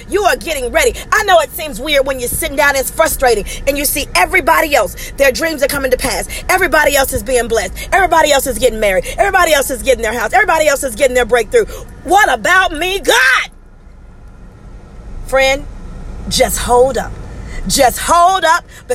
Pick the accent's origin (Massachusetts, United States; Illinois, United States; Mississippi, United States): Mississippi, United States; I'm from Mississippi, where there's red mud